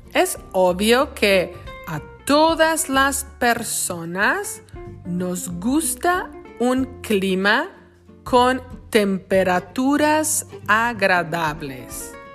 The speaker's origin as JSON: {"language": "Spanish", "town": "Lázaro Cárdenas", "region": "Michoacán", "country": "Mexico", "tie": "born or raised there", "moved": "yes", "lives_now": "Wisconsin, United States", "said": "La ciudad donde yo crecí en México se llama Lázaro Cárdenas, en el estado de Michoacán."}